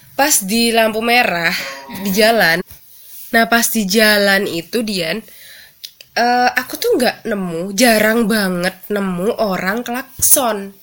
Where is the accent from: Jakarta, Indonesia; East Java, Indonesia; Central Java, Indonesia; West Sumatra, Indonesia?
East Java, Indonesia; moved away as an adult; now in Yogyakarta, Indonesia; Jawa Timur juga kayak gitu sih mm. di daerah tempat tinggal aku tempat asal aku